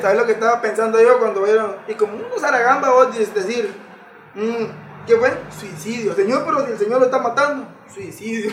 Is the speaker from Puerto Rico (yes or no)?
no; Guatemala; como hermanos guatemaltecos que somos